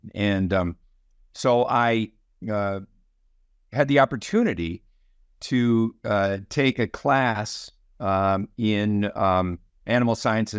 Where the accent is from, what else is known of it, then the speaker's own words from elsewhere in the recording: Green Bay, Wisconsin, United States; So I was living in Wisconsin. I grew up in Green Bay, and many of my family members were farmers